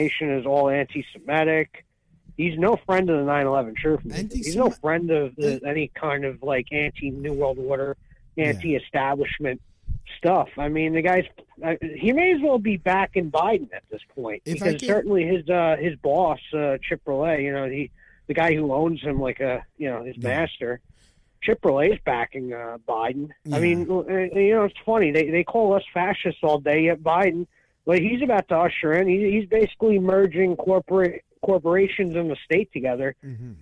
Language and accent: English; New York, United States; we're from New York